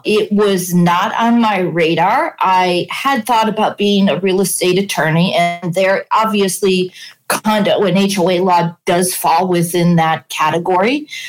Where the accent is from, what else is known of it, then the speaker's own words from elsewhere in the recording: Chicago, Illinois, United States; now in Florida, United States; I grew up in Chicago.